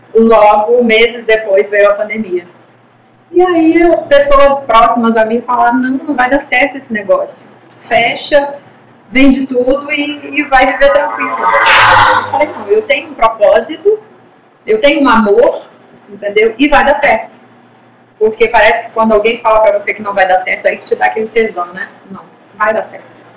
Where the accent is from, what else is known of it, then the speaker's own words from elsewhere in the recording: Brazil; nós somos brasileiros